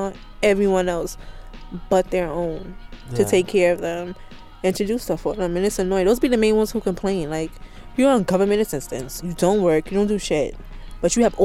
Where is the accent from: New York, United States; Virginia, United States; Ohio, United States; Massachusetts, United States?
New York, United States; New York City; also born or lived in Harlem, New York; I grew up in Brownsville, and then I moved to Harlem